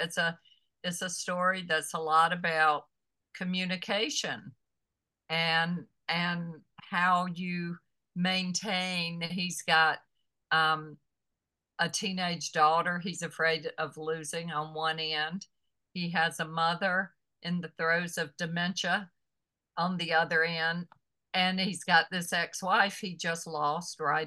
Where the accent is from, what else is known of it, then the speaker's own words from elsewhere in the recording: the South, United States; growing up in the South